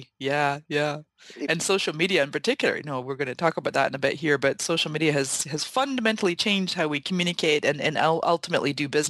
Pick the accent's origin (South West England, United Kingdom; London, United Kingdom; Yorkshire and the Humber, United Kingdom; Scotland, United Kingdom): Scotland, United Kingdom; also born or lived in Canada; now in San Diego, United States; You know, I was born in Canada to Scottish parents. My parents are 100% Scottish. And when I was 12, my dad went back to Scotland with my sisters and I. And I lived in Scotland for the next 20 years.